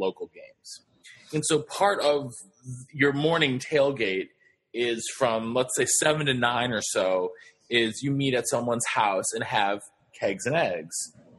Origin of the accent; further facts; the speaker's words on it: Los Angeles, California, United States; I was from Los Angeles, California, and then I ended up moving there.